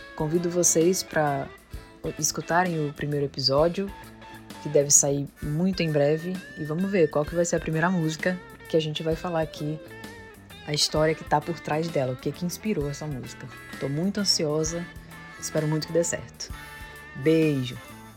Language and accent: Portuguese; São Luís, Maranhão, Brazil; sou de São Luís do Maranhão